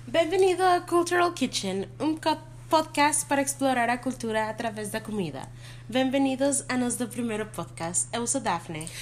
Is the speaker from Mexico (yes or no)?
yes; Mexico; moved away; quando eu era criança, eu morei no México durante muito tempo